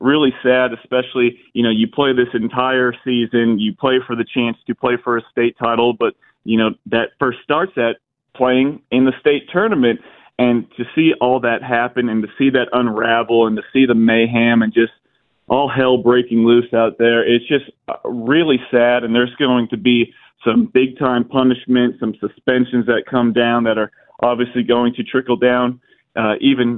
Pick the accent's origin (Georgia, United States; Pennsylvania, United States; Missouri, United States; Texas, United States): Georgia, United States; Cherokee County; I'm from Cherokee County